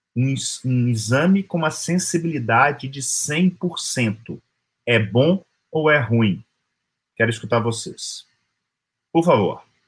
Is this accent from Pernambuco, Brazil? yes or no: no; Minas Gerais, Brazil; Como um bom mineiro